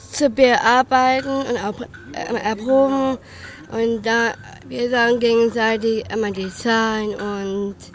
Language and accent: German; Bremen, Germany; ähm, ich bin geboren und aufgewachsen ähm, in Bremen und ich bin äh, 30. Ich bin Tänzerin und auch äh, Schauspielerin.